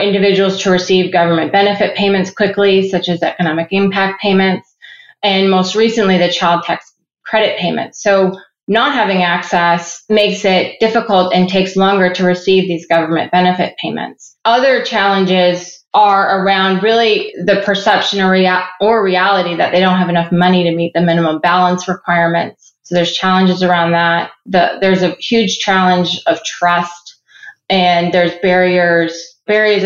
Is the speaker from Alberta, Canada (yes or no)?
no; Ottawa, Ontario, Canada; also born or lived in Cleveland, Ohio / Atlanta / Uruguay; now in Columbus, United States; I was born and raised in Ottawa, Canada, before my family moved to Cleveland, Ohio